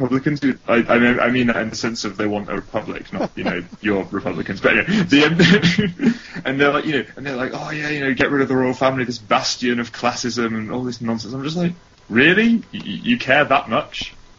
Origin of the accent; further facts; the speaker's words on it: United Kingdom; Yeah, but I'm British